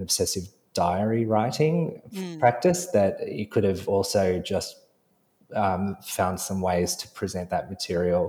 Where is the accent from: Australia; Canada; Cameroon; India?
Australia; Sydney, New South Wales; we were of the same generation growing up in Sydney